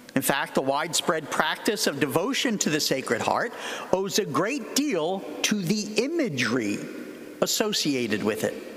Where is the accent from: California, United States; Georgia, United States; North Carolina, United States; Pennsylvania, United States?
Pennsylvania, United States; Philadelphia; I come from Philadelphia